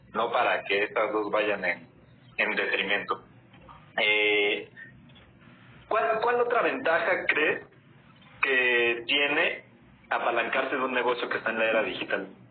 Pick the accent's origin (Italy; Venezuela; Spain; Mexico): Mexico; Mexico City; soy de la Ciudad de México